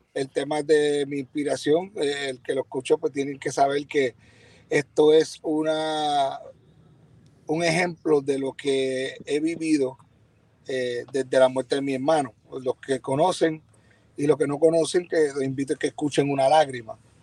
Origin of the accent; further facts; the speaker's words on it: Ponce, Puerto Rico; yo estaba pegado en mi pueblo, en Ponce